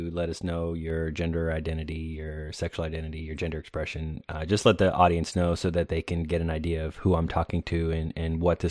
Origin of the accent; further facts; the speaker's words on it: Florida, United States; also born or lived in North Carolina / California / Okinawa / Illinois; now in Atlanta, United States; I was in the military, and I'm originally from Florida, but I've lived in North Carolina, California. I lived overseas in Okinawa.